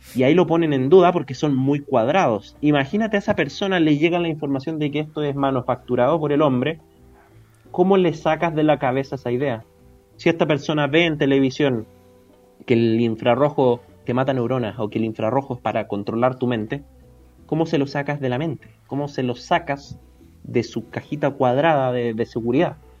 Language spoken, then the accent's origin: Spanish; Santiago, Santiago Metropolitan Region, Chile; yo soy de Las Condes